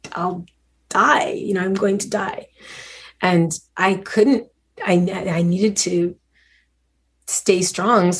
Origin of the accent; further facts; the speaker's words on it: Montreal, Quebec, Canada; I grew up in Montreal